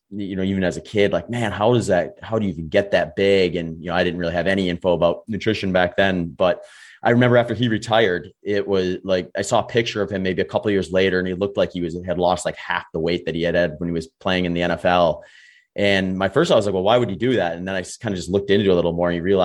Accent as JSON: {"language": "English", "region": "Wisconsin", "country": "United States", "tie": "born or raised there", "said": "I grew up in Wisconsin"}